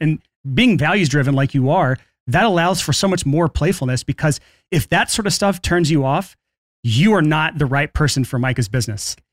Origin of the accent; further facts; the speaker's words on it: Alabama, United States; I grew up in Alabama